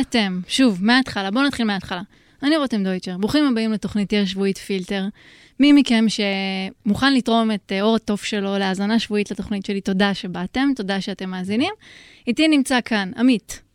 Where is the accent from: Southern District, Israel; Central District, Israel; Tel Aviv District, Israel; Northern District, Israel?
Central District, Israel; Rehovot; moved away; גם אני מרחובות